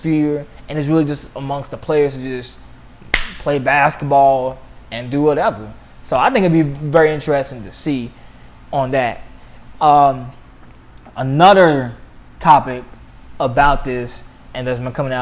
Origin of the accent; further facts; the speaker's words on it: Louisville, Kentucky, United States; my hometown of Louisville